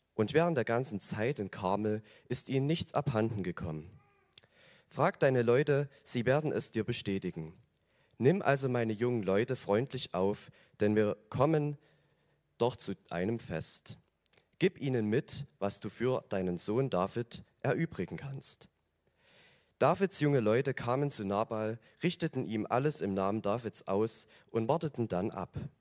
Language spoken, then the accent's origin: German; Oberdorf, Germany; ich komme aus Oberdorf, also das ist ein, ein Hügel hier einmal drüber